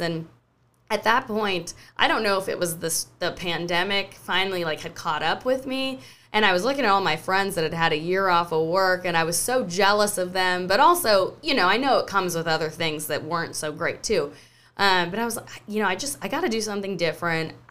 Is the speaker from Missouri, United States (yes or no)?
no; Maui, Hawaii, United States; moved away as an adult; also born or lived in San Luis Obispo, California; now in Charleston, United States; I grew up in Hawaii